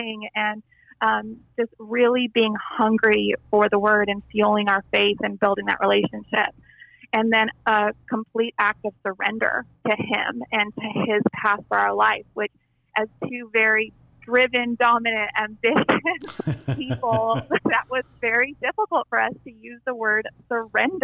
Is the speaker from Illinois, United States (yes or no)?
no; El Paso, Texas, United States; I grew up in Texas in a small West Texas town of El Paso